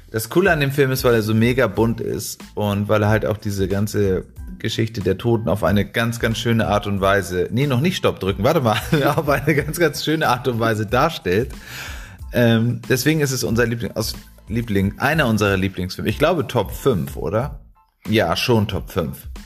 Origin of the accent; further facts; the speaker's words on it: Mexico; weil wir kommen ja aus {S0} Mexiko